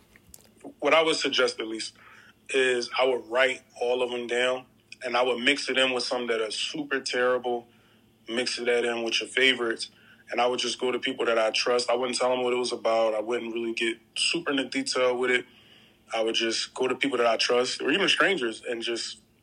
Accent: Philadelphia, Pennsylvania, United States; I'm a filmmaker, I'm from Philly

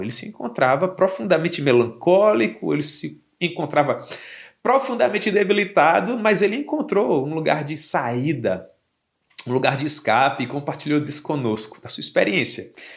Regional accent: Campina Grande, Paraíba, Brazil; Eu sou de Campina Grande

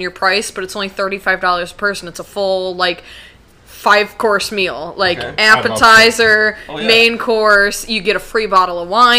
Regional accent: Western New York, United States; Because I grew up in Western New York.

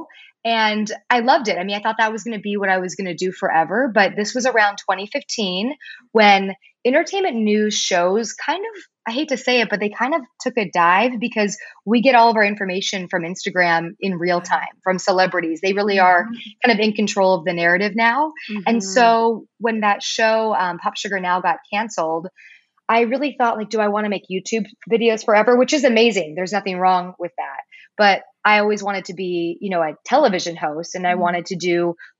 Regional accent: Palos Verdes, California, United States; also born or lived in East Coast, United States; I'm from Palos Verdes, but which is in California, I should say. Not everyone knows where that is. Southern California. It's a beautiful, beautiful place. I was born on the East Coast, but moved out here and was raised on this beautiful coastline.

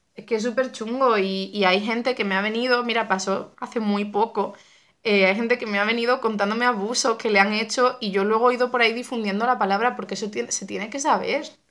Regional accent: Cádiz, Andalusia, Spain; moved away as an adult; also born or lived in Seville; yo soy de Cádiz y me mudé a, a Sevilla a estudiar arte dramático

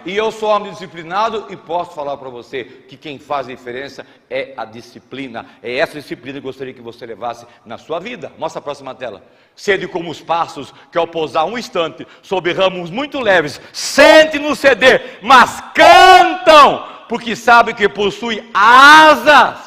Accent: São Paulo, Brazil; accent: paulista (interior de São Paulo); moved away as an adult; also born or lived in Santa Catarina; now in Florianópolis, Brazil; Eu sou paulista, moro no interior de São Paulo, vocês percebem pelo sotaque, mas optei por morar em Santa Catarina.

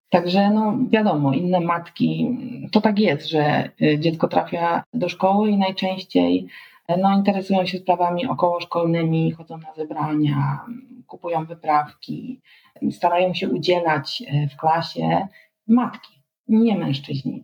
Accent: Świebodzice, Lower Silesian Voivodeship, Poland; ja wtedy wychowywałam się na Dolnym Śląsku, w Świebodzicach

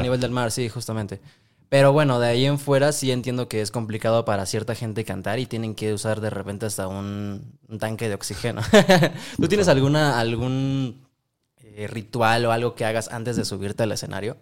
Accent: Mexico; Yo que soy mexicano

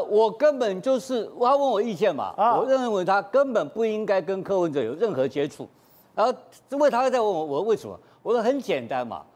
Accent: Taipei, Taiwan; 我是台北富台新村长大，我是富台新村的老大，我从小就知道怎么样当老大

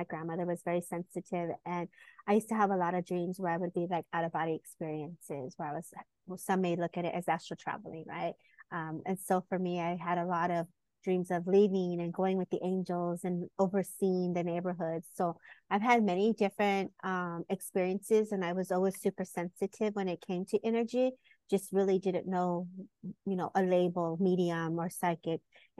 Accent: California, United States; I am from California and born and raised. And so I lived here all my life

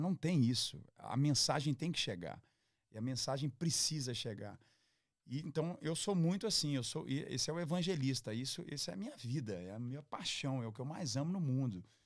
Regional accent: Minas Gerais, Brazil; Como mineiro

